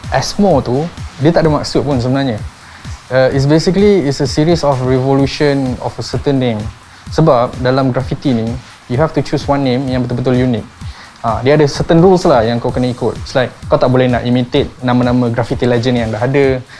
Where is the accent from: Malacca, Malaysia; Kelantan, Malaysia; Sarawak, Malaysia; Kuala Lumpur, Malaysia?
Malacca, Malaysia; Melaka; also born or lived in Seremban, Malaysia; now in Shah Alam, Malaysia; Uh, aku daripada Setia Alam Shah Alam. I was born in Melaka. Uh, parents stay dekat Seremban but I'm staying currently in Setia Alam lah, Shah Alam. Uh, umur aku 29 tahun